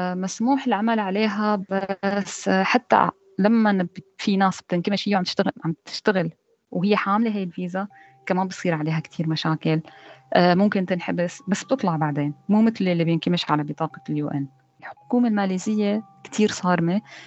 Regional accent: Syria; moved away as an adult; now in Malaysia; أنا كنت موجودة بسوريا لحد 2015 كنت صامدة ما عندي أي فكرة إني أطلع من سوريا

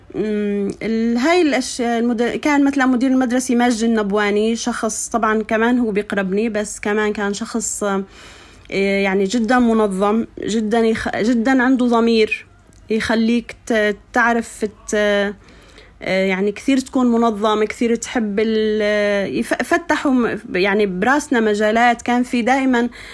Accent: Anz, As-Suwayda Governorate, Syria; moved away as an adult; also born or lived in Kuwait / Damascus; انا ربيت بالريف بين مثلا صخور البازلت آه بين الناس الطيبين آه، ضيعتي ضيعتي جدا فيها يعني فلاحين

